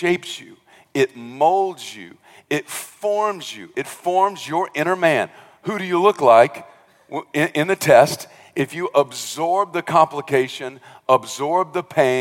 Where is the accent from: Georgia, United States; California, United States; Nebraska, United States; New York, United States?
Georgia, United States; rural South; moved away; I came from South Georgia, rural South Georgia. I think my dad's church at most had maybe 50 people